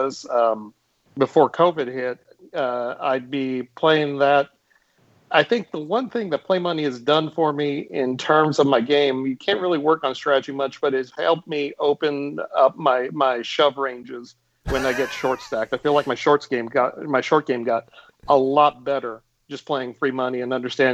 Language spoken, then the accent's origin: English; Texas, United States; also born or lived in Austin, Texas; I live in Austin, Texas. I've lived in Texas my whole life. I've been in Austin since 1990